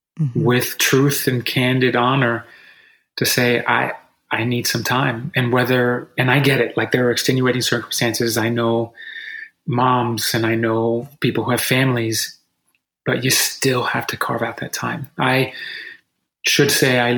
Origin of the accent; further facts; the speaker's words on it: United States; as Americans